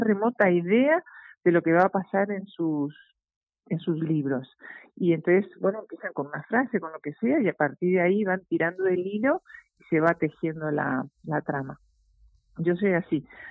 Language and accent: Spanish; Uruguay; moved away as an adult; now in Madrid, Spain; yo siempre digo que soy uruguaya